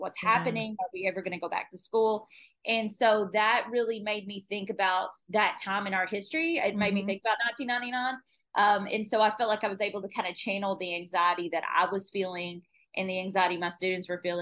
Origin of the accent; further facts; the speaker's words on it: Kentucky, United States; moved away; also born or lived in Phoenix, Arizona; I'm from Kentucky originally